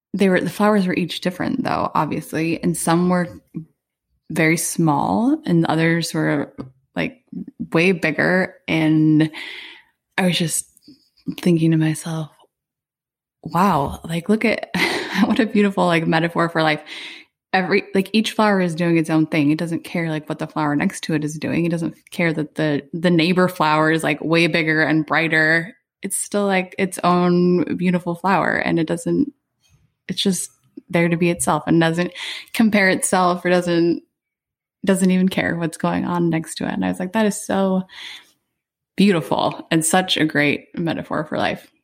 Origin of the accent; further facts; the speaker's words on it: Arizona, United States; moved away as an adult; now in Hawaii, United States; we moved here in December from Arizona, where Arizona is where I had lived my whole life